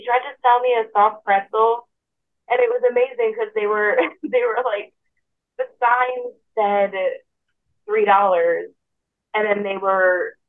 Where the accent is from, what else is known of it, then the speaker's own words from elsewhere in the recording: New York, United States; I'm from New York